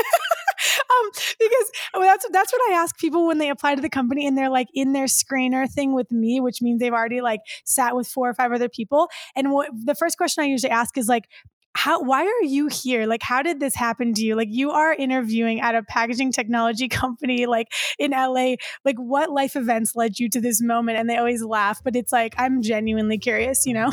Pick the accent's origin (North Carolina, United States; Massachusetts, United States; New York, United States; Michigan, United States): Michigan, United States; now in California, United States; I grew up in Michigan